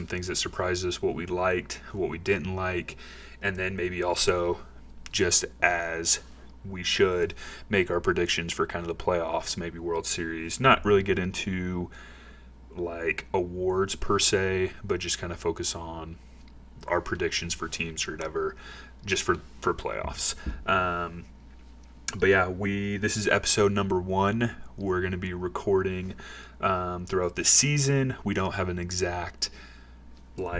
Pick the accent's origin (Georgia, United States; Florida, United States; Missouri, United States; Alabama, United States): Missouri, United States; St. Louis; moved away; I'm from St. Louis originally